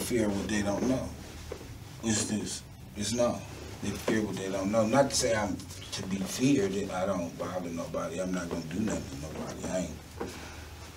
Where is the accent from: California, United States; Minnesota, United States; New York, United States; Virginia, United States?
New York, United States; New York City; moved away; also born or lived in Houston / Akron / Cleveland; I grew up in Brooklyn, New York, when I lived in Cleveland